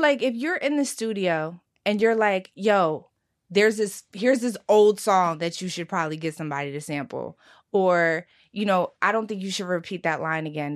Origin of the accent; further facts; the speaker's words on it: Philadelphia, Pennsylvania, United States; I'm also from South Philly. I, my, I grew up in a diner